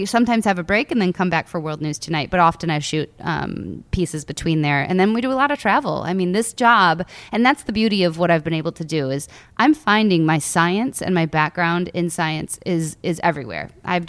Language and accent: English; United States; So I grew up on Lake Michigan and I watched thunderstorms come across the lake one summer.